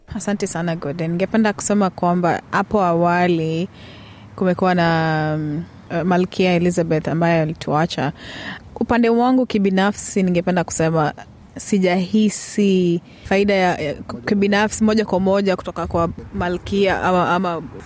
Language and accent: Swahili; Kenya; now in Australia; nimetoka kenya